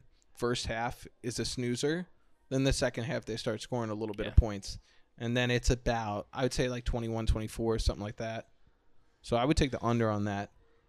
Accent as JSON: {"language": "English", "region": "New York", "country": "United States", "moved": "yes", "lives_now": "Phoenix, United States", "said": "I'm originally from New York. I'm a transplant to Phoenix"}